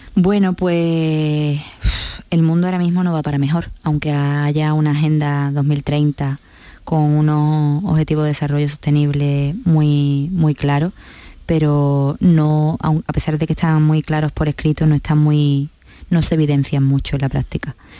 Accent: La Línea de la Concepción, Andalusia, Spain; yo soy de la línea de la Concepción, soy campos altareña, soy gaditana, soy andaluza y soy española

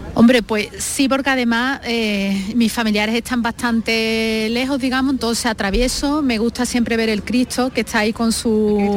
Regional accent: Seville, Andalusia, Spain; soy cristiana y ante todo soy española, sevillana

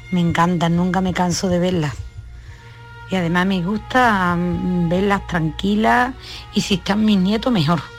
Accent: Seville, Andalusia, Spain; Muy buenas tardes a todos. … de Sevilla.

